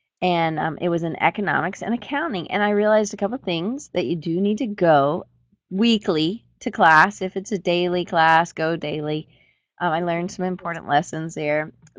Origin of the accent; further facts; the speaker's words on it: Atlanta, Georgia, United States; I'm from Atlanta originally